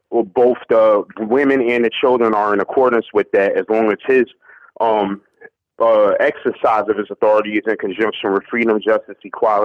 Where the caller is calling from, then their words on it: Newark, New Jersey, United States; I'm calling from Newark, New Jersey.